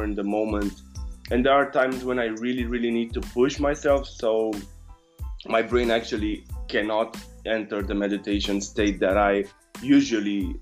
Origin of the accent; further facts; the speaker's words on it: Romania; I come from Romania.